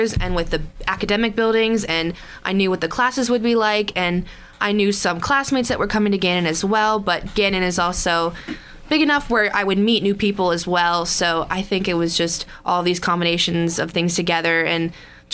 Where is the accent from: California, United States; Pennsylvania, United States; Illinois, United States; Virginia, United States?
Pennsylvania, United States; Millcreek; I'm from Erie as well, but I grew up in Mill Creek